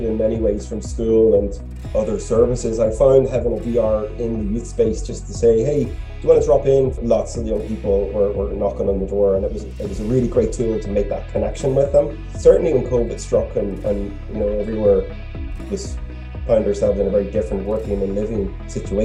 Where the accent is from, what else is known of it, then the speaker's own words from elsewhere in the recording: Lurgan, Northern Ireland, United Kingdom; I was born and raised in Lurgan, County Armagh, back in the late 80s into the 90s.